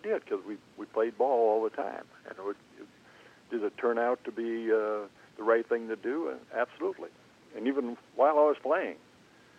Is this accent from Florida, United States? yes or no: no; St. Cloud, Minnesota, United States; moved away as an adult; also born or lived in Kansas City; now in Overland Park, United States; growing up in Minnesota